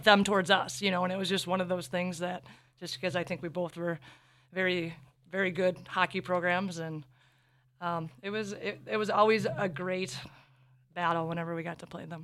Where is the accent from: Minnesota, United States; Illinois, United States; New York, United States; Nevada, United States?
Minnesota, United States; us growing up in Minnesota, being the hockey state